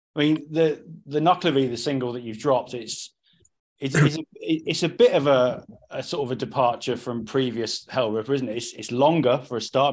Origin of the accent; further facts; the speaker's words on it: Cornwall, South West England, United Kingdom; now in South East England, United Kingdom; I'm from Cornwall